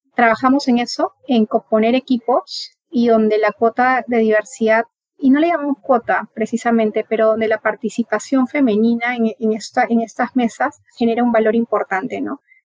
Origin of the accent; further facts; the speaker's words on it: Piura, Peru; now in Lima, Peru; yo no soy de acá de Lima, yo vengo de, de Piura, de una ciudad que está ubicada en el norte